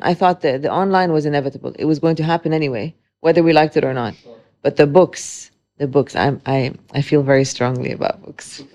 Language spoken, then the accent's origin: English; Dubai, United Arab Emirates; also born or lived in Beirut, Lebanon; growing up in Dubai, um, for close to thirty-eight years now